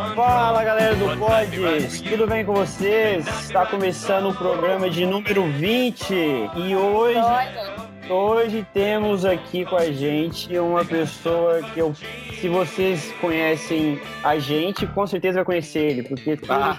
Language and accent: Portuguese; Minas Gerais, Brazil; eu sou mineiro